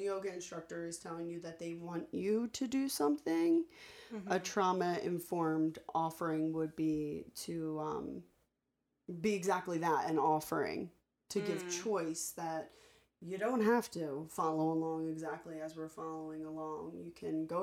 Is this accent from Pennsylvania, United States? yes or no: yes; Philadelphia, Pennsylvania, United States; moved away as an adult; also born or lived in California; I'm from Philadelphia